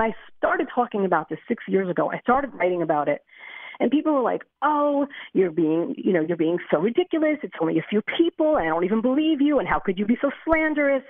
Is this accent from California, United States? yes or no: no; Lakewood, New Jersey, United States; now in Beit Shemesh, Israel; I grew up in Lakewood, New Jersey